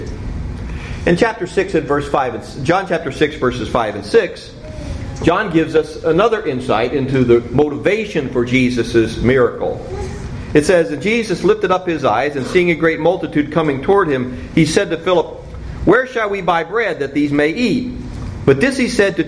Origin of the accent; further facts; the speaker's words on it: Cincinnati, Ohio, United States; when I was growing up in Cincinnati